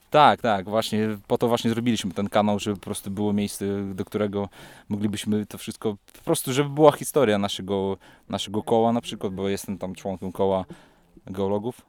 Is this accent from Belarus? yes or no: yes; Belarus; moved away as an adult; now in Wrocław, Poland; sam jestem z Białorusi. Przyjechałem tu na studia